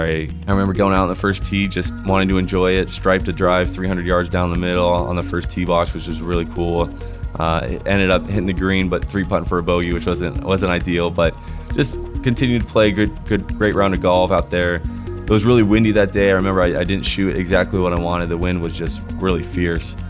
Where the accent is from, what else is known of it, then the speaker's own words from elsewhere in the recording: Huntington Beach, California, United States; I was born in Huntington Beach and I have lived there ever since